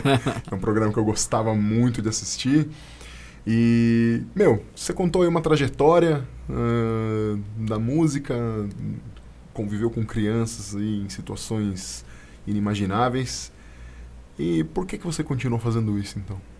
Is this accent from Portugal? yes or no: no; São Paulo, Brazil; É, a gente é de São Paulo.